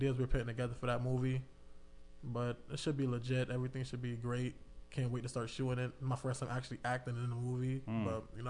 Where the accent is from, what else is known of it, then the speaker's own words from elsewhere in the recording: Hartford, Connecticut, United States; I rep Hartford